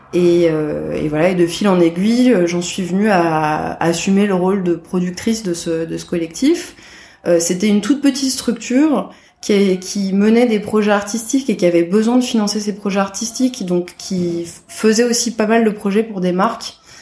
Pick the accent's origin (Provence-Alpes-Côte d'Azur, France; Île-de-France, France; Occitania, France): Île-de-France, France; Paris; je suis née euh, à Paris en 1985